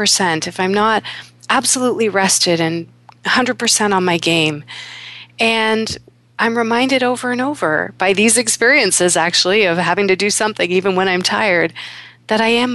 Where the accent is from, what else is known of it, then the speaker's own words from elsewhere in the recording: Kingston, Ontario, Canada; also born or lived in Toronto; When I was 9 years old, we moved from Toronto to Kingston with our new family